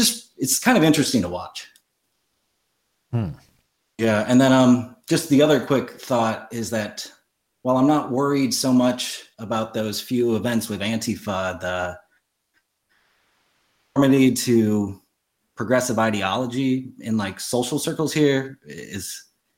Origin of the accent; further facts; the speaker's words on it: Midwest, United States; moved away; I grew up in the Midwest and I was a contrarian there